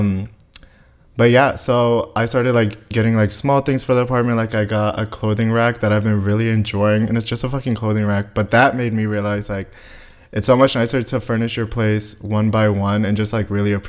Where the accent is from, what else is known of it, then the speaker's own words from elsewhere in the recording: Tampa, Florida, United States; also born or lived in Bulgaria; I moved to Florida when I was 5 because my parents won the lottery for green cards